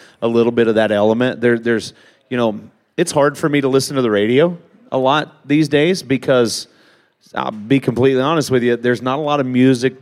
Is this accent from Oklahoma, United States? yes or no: yes; Oklahoma, United States; I grew up in Oklahoma.